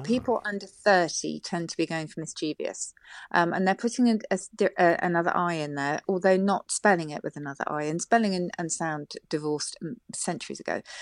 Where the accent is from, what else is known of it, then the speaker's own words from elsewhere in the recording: South of England, United Kingdom; I come from the South